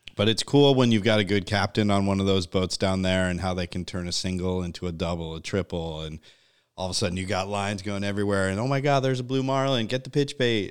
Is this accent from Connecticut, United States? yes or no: yes; Connecticut, United States; moved away; growing up in Connecticut, like, uh, yuppie land